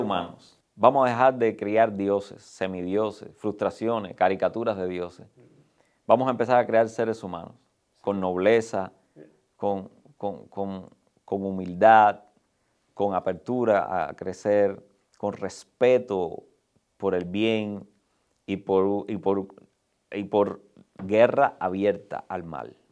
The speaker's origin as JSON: {"language": "Spanish", "country": "Cuba", "said": "los que somos cubanos que tenemos la experiencia de vivir bajo la misma realidad por 62 años"}